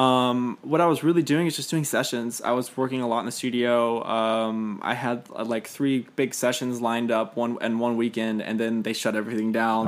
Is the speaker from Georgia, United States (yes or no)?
yes; Fayette County, south of Atlanta, Georgia, United States; moved away as an adult; also born or lived in Kennesaw, Georgia; now in Nashville, United States; I grew up on, in the suburbs, like, south of Atlanta and, like, Fayette County